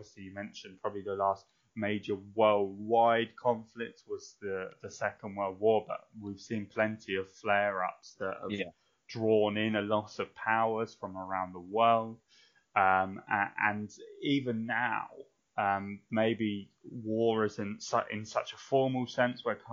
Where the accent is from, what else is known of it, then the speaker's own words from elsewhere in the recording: United Kingdom; I'm so British